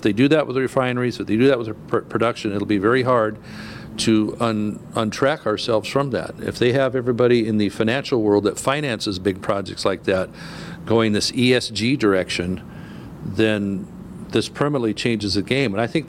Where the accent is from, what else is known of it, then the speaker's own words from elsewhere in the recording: California, United States; my home state